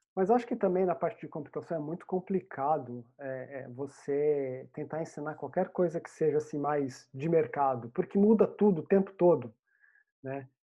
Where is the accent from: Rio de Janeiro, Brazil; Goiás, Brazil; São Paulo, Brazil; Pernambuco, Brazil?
São Paulo, Brazil; Pindamonhangaba; moved away as an adult; now in England; eu sou do, do Vale do Paraíba, né, no Brasil. Então, eu cresci em, na minha saudosa Pindamonhangaba